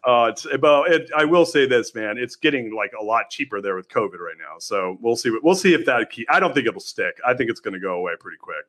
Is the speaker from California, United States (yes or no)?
yes; Southern California, United States; also born or lived in San Francisco; now in Austin, United States; I grew up in Southern California